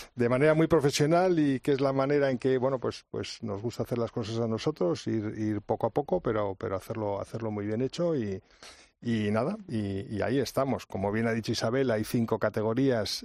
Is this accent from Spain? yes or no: yes; Spain; así somos los españoles, luchadores